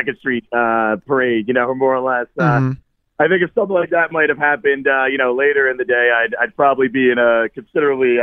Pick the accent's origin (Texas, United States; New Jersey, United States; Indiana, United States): New Jersey, United States; Washington Township; moved away as an adult; also born or lived in South Philadelphia, Pennsylvania; now in Philadelphia, United States; I was born in South Philly, grew up in Washington Township in South Jersey